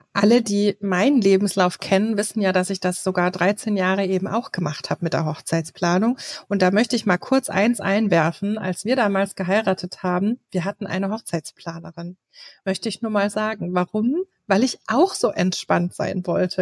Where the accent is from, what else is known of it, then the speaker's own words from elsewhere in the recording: Berlin, Germany; bei uns in Berlin